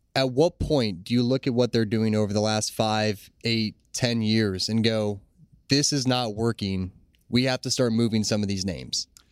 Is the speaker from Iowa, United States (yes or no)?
no; Ohio, United States; growing up in Ohio